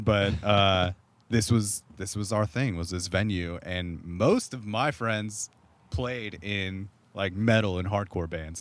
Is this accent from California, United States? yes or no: yes; Corona, California, United States; where I grew up in Southern California, which is just concrete suburbs